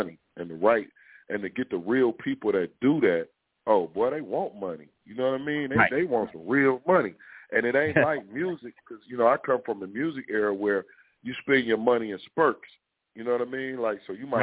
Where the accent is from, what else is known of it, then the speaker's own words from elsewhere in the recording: Detroit, Michigan, United States; I'm from Detroit.